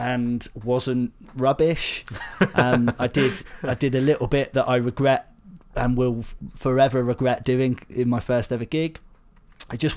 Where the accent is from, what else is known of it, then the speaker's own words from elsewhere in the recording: Devon, South West England, United Kingdom; also born or lived in Bath; I grew up in Devon, but I moved to Bath